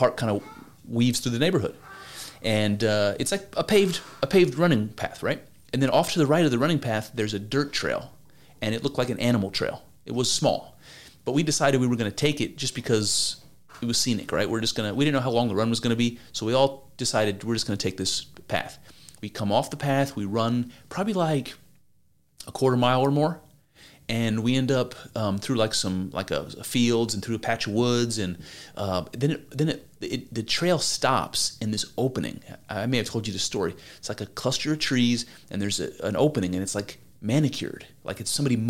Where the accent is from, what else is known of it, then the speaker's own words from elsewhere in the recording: Ohio, United States; I'm from Ohio